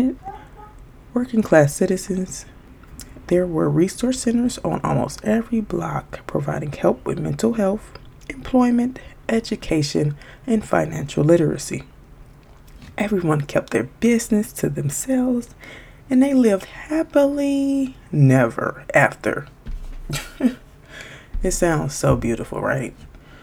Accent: Chicago, Illinois, United States; I'm from Chicago

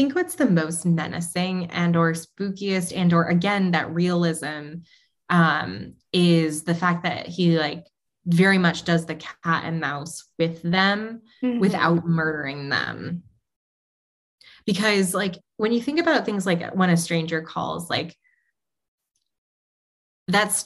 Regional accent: New England, United States; I grew up in New England where like campfires were a huge thing and spooky stories were an even bigger thing

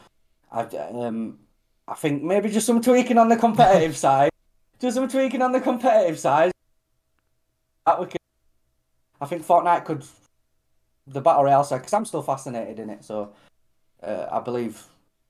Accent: Australia; but I'm an Aussie guy, do you know what I mean? Like, I absolutely love Aussie

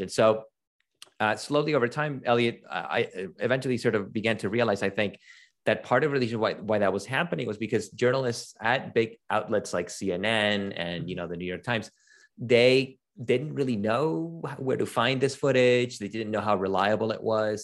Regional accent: Venezuela; moved away; also born or lived in Toronto; I'm originally from Venezuela

